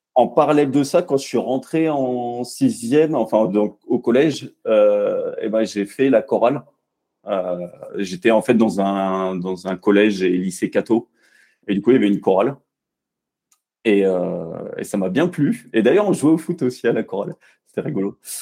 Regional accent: Bourg-la-Reine, Île-de-France, France; moved away as an adult; now in Montpellier, France; j'ai grandi en région parisienne, à Bourg-la-Reine très exactement

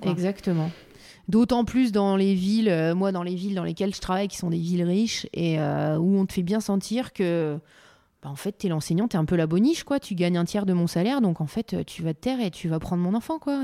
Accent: Calais, Hauts-de-France, France; je viens aussi de Calais, ville où il y a beaucoup de migrants

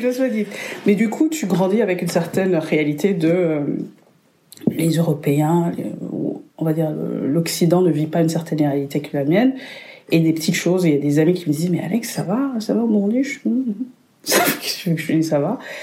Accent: Burundi; moved away as an adult; also born or lived in Lille, France; now in Lyon, France; je viens du Burundi, le plus beau pays du monde

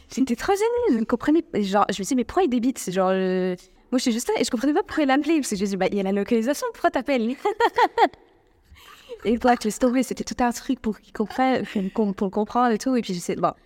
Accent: France; now in Morocco; je suis française, je, je parle française algérienne

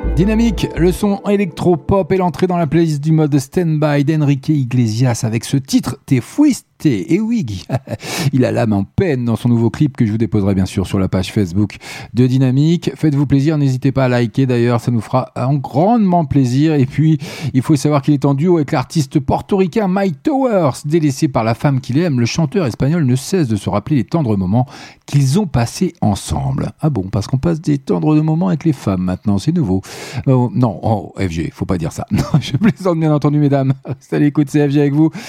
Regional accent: France; Je suis français.

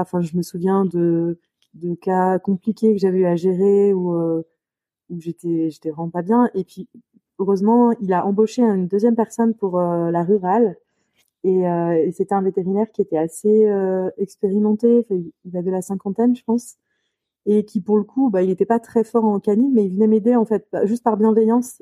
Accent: Lyon, Auvergne-Rhône-Alpes, France; je suis lyonnaise, du coup, je suis, je née à Lyon

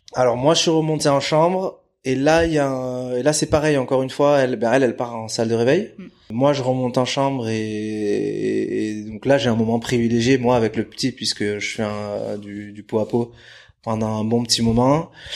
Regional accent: Bidart, Nouvelle-Aquitaine, France; also born or lived in Brazil; now in Biarritz, France; basé à Bidar, j'ai grandi à Bidar, né au Brésil mais je suis arrivé ici quand je devais avoir un an et demi, un an et demi, deux ans. Donc donc basque, je me considère basque

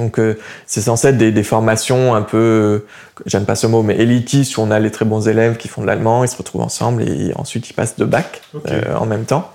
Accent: Montpellier, Occitania, France; moved away as an adult; also born or lived in Ukraine; now in Paris, France; je viens de Montpellier

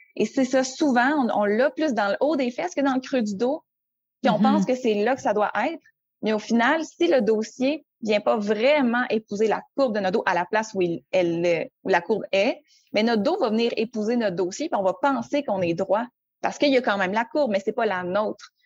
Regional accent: Quebec City, Quebec, Canada; je viens de Québec, j'habite toujours à Québec euh, en temps normal

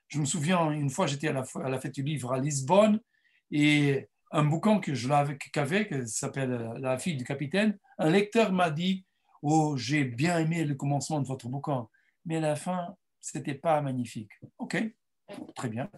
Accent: Mozambique; French is a second language; moved away; mes, parents sont portugais, mais je suis né au Mozambique

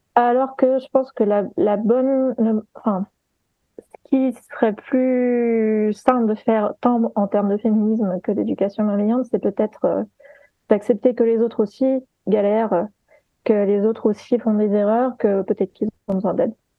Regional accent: Guadeloupe; moved away; j'ai grandi, j'ai eu une partie de mon enfance en Guadeloupe

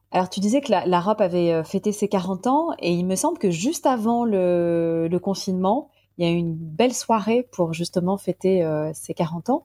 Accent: Paris, Île-de-France, France; je suis parisienne

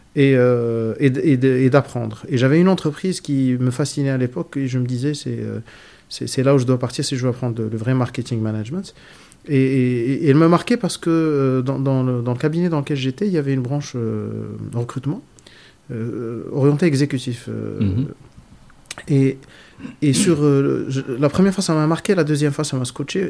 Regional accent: Casablanca, Casablanca-Settat, Morocco; Je suis né à Casa, j'ai grandi à Casa, j'habite à Casa.

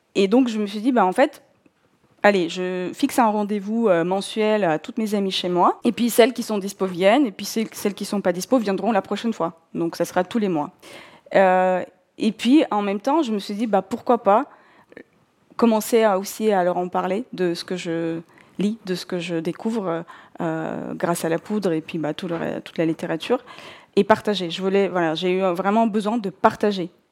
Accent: North Caucasus, Russia; first language Russian; French is a second language; moved away as an adult; Je suis née en Russie euh, et j'ai grandi en Russie jusqu'à mes 21 ans. Euh, je viens du sud de la Russie, euh, de, la région du Caucase du Nord.

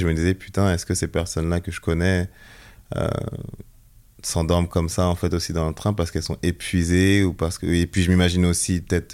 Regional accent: Melun, Île-de-France, France; also born or lived in Togo; je suis né ici à Melun

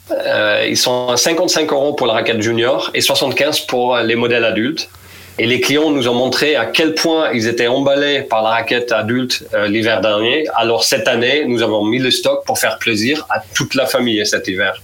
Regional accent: Netherlands; moved away; je suis néerlandais, 44 ans

